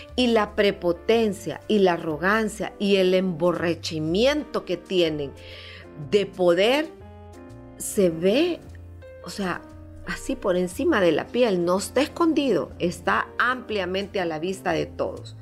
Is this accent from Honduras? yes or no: yes; Honduras; como hondureños